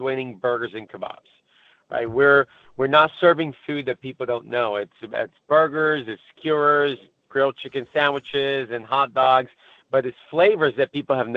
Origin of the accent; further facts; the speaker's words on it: Brazil; now in United States; I was born and raised in Brazil. And I moved to the States somewhere around 2000